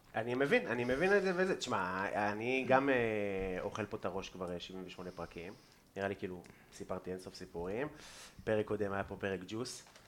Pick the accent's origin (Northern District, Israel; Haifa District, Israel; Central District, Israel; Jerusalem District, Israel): Northern District, Israel; Afula; now in Tel Aviv, Israel; מהילדות שלי, בגבעת המורה